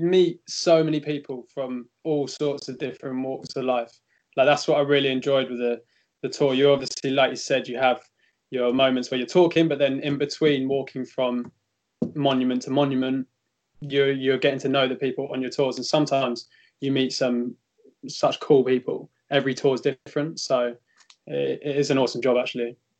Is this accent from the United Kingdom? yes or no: yes; England, United Kingdom; now in Rome, Italy; we had the benefit of being English